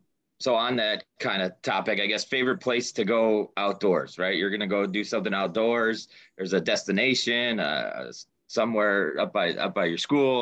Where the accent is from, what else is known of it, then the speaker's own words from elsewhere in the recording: Midwest, United States; We're from the Midwest, so awesome to get out to the Pacific Northwest